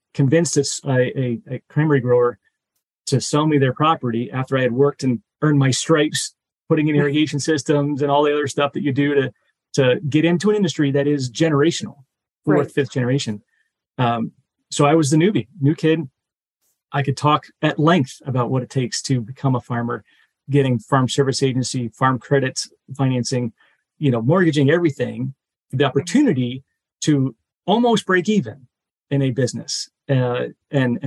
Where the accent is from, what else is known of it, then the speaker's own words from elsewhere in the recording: Middleborough, Massachusetts, United States; also born or lived in Bronx, New York; I was born in the Bronx, moved to Massachusetts where they had their professions. And I grew up, didn't know that Middleborough at the time was cranberry capital of the world